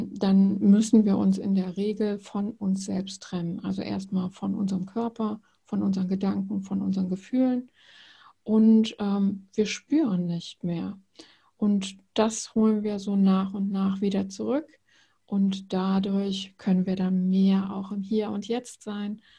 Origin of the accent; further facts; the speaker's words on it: Rhineland, Germany; also born or lived in Netherlands; now in Bremen, Germany; Ich komme ursprünglich aus dem Rheinland, also ganz ursprünglich aus Holland. Ähm, ich bin eine kleine Nomadin